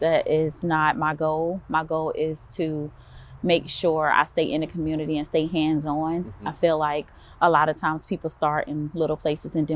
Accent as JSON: {"language": "English", "town": "Columbia", "region": "South Carolina", "country": "United States", "tie": "born or raised there", "said": "born and raised here in Columbia, South Carolina."}